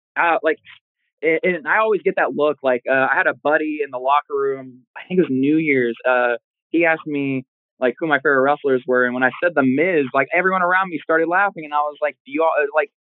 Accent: Oklahoma, United States; also born or lived in Detroit, Michigan; I spent all of my school years here in Oklahoma

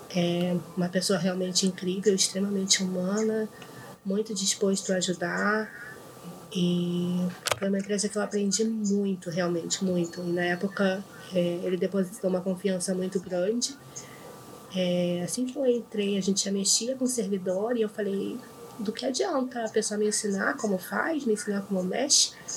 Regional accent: Rio de Janeiro, Brazil; Eu sou do Rio

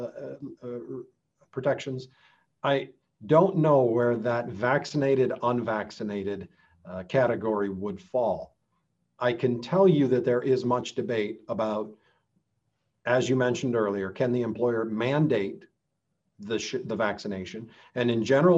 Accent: United States

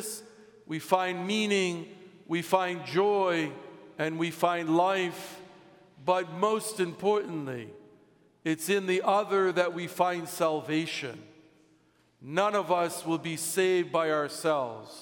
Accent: United States; As an American

